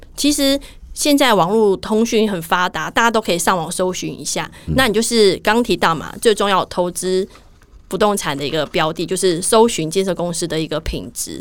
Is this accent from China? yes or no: no; Taiwan; 我们台湾人算蛮有良心的